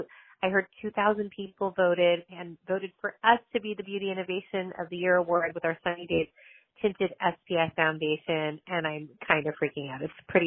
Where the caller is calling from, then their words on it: Los Angeles, California, United States; from Tower 28, calling from sunny Los Angeles.